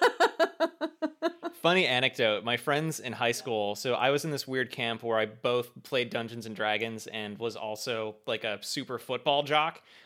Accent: United States; as American adult humans

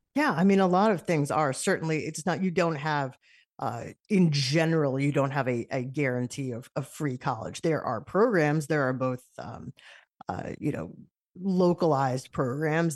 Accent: United States; as an American

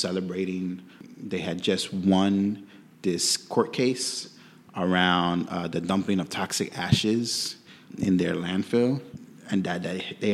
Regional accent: New York City, New York, United States; also born or lived in Puerto Rico; I'm from Bushwick, New York, too. Grew up in Bushwick, still live in Bushwick.

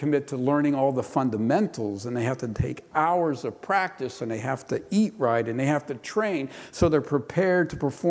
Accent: Pittsburgh, Pennsylvania, United States; I grew up in Pittsburgh, or near Pittsburgh, Pennsylvania, north of there

